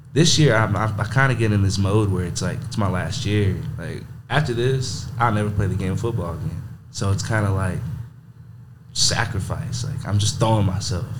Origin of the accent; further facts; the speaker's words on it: Monahans, Texas, United States; I'm from Monahans, Texas. Uh, born and raised